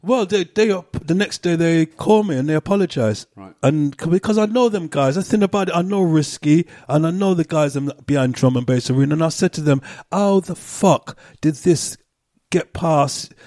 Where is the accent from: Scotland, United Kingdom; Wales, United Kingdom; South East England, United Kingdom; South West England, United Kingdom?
South West England, United Kingdom; Gloucester; also born or lived in Cheltenham / Brixton / Peckham; now in London, United Kingdom; growing up in Gloucester as a black, we just stuck to our own